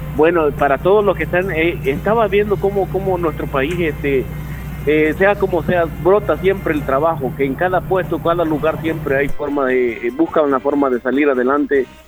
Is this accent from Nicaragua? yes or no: no; San José de la Fuente, La Unión, El Salvador; moved away; desde que me había ido desde el 2002, no había pasado una fiesta patronal en mi pueblo